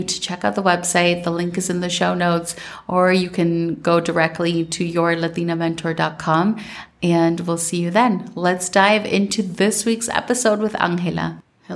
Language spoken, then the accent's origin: English; Minnesota, United States; now in Colombia; growing up in Minnesota